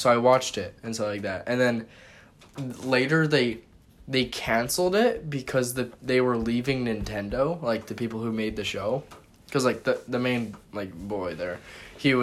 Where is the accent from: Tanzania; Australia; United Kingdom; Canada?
Canada; I'm Canadian